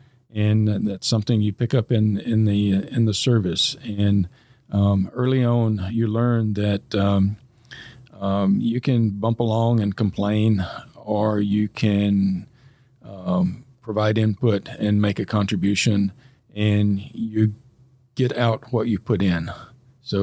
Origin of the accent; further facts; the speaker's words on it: Fairborn, Ohio, United States; our community in Fairborn. I mean, it's my hometown. Anyway, I've lived here longer than I have anywhere else.